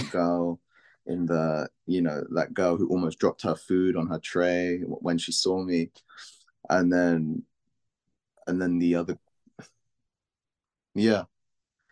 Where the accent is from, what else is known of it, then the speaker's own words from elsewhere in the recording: London, United Kingdom; from London.